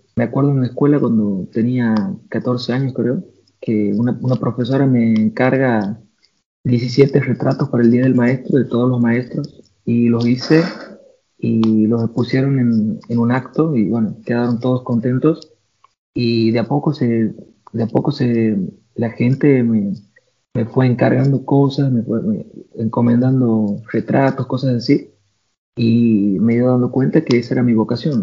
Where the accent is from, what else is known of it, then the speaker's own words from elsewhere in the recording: Santiago del Estero, Argentina; moved away as an adult; now in Paris, France; Yo, como que nunca he vivido en una ciudad grande, vengo de Santiago de Estero